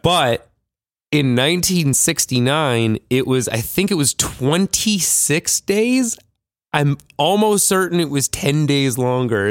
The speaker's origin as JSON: {"language": "English", "town": "Vancouver", "region": "British Columbia", "country": "Canada", "said": "I'm from Vancouver"}